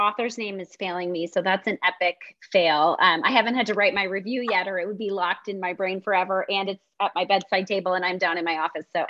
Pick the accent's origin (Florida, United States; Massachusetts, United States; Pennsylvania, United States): Pennsylvania, United States; Philadelphia; I'm from Philly.